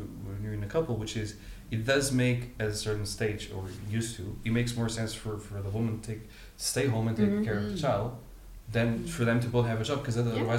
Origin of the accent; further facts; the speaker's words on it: Portugal; now in United Kingdom; I'm from Portugal